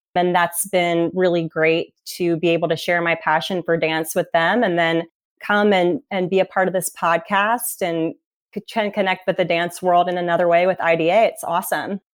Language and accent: English; Cincinnati, Ohio, United States; moved away as an adult; also born or lived in Indianapolis, Indiana; now in Naples, United States; I grew up in Cincinnati, Ohio.